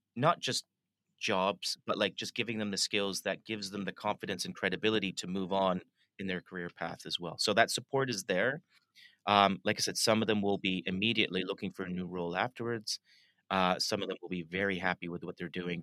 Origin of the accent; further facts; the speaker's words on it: Toronto, Ontario, Canada; moved away as an adult; now in London, United Kingdom; I was born and raised in in Toronto, uh, and I moved to London about 19